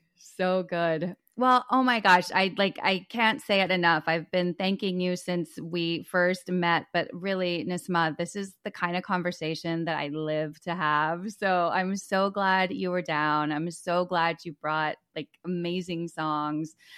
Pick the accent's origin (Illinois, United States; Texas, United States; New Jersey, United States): Texas, United States; Dallas; also born or lived in Los Angeles, California; I'm from Dallas.